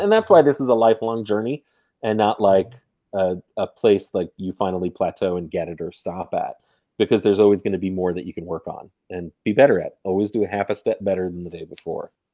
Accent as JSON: {"language": "English", "region": "New York", "country": "United States", "said": "I am from New York"}